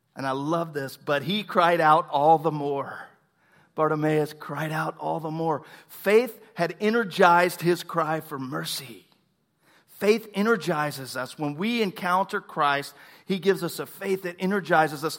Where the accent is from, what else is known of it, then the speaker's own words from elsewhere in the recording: Tomball, Texas, United States; I grew up in Tomball